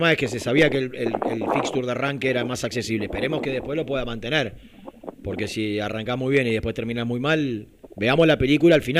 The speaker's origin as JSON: {"language": "Spanish", "town": "Lanús", "region": "Buenos Aires Province", "country": "Argentina", "said": "Cuando digo nuestro es porque digo de Valentina Alcina, de Lanús"}